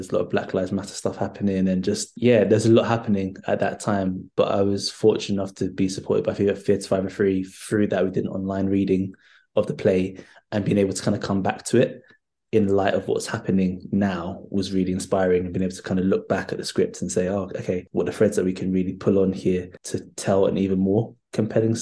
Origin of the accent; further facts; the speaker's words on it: London, United Kingdom; I grew up in North London. I grew up in Holloway, not too far off the Cali Road.